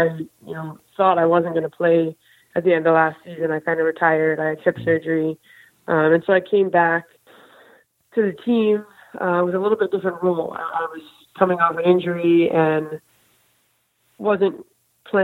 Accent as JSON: {"language": "English", "town": "Birmingham", "region": "Michigan", "country": "United States", "tie": "born or raised there", "moved": "yes", "said": "I grew up in Birmingham, Michigan, which is a small town just outside Detroit"}